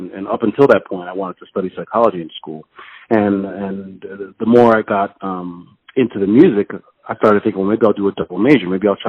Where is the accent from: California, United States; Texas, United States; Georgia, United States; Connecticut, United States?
Connecticut, United States; New Haven; also born or lived in London, United Kingdom; I mean, I was born in London, and I left there when I was about six, and I traveled with my mother, of course, and we traveled around a lot of places and finally settled in Connecticut when I was about 11.